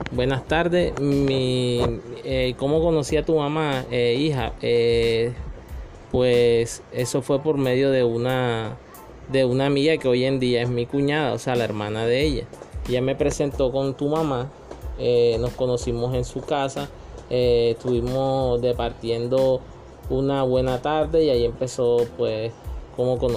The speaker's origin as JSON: {"language": "Spanish", "town": "Magangué", "region": "Bolívar", "country": "Colombia", "tie": "born there", "said": "Yo nací en Magangué, Bolívar."}